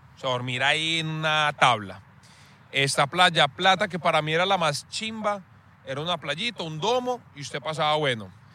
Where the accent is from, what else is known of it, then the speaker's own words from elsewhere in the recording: Medellín, Antioquia, Colombia; accent: paisa; yo soy de Medellín